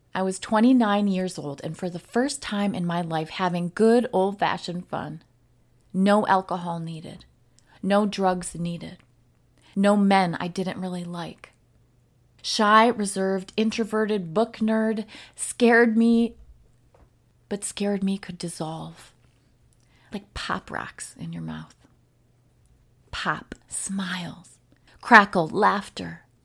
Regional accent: the North, United States; moved away; also born or lived in Wisconsin; I am from the U S and I am from the North

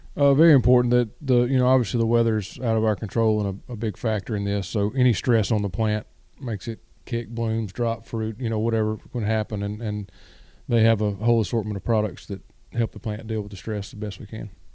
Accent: West Memphis, Arkansas, United States; moved away as an adult; also born or lived in Mississippi; now in Lake Park, Georgia, United States; I'm originally from West Memphis, Arkansas

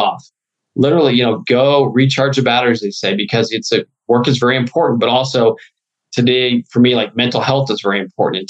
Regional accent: Midwest, United States; You know, growing up in the Midwest, I love Chicago.

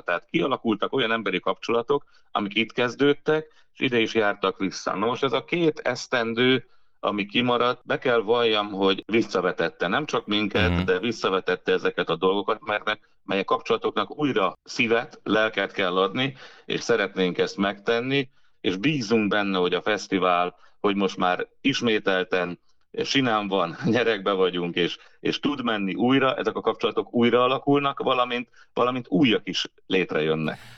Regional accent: Jász-Nagykun-Szolnok, Hungary; itt voltunk, a magyarság, jászok, mi elfelejtettük a nyelvet

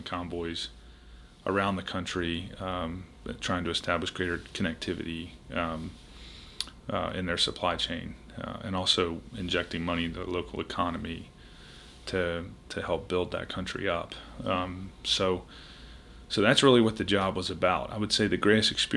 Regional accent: Richmond, Virginia, United States; moved away as an adult; also born or lived in Charleston, South Carolina; I grew up in Richmond, Virginia

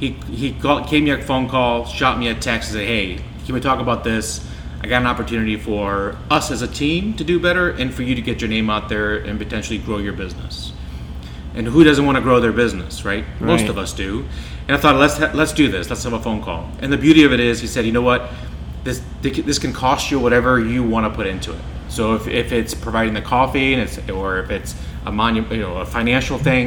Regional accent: Iceland; now in Solon, United States; I grew up in Iceland

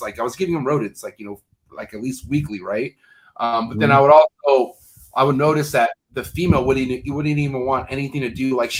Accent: United States; I'm American

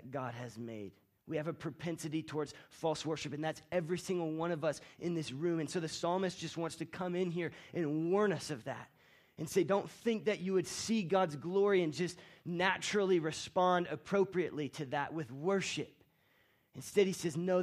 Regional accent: Florida, United States; moved away as an adult; now in Colorado, United States; my wife Rachel and I and our son Banyan, we're from Florida. And our families all still live in Florida

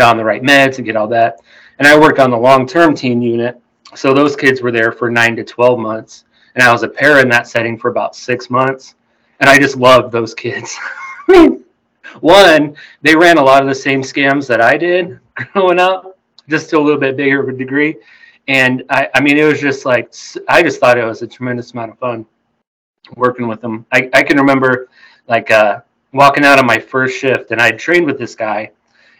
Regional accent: Wyoming, United States; moved away as an adult; now in Wichita, United States; I grew up in Wyoming

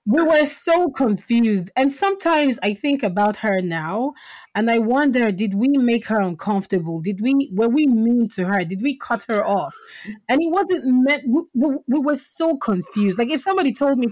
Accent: Nigeria; growing up in Nigeria

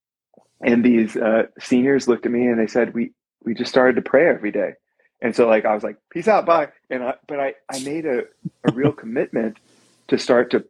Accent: Coppell, Texas, United States; I was born and raised in Coppell, Texas.

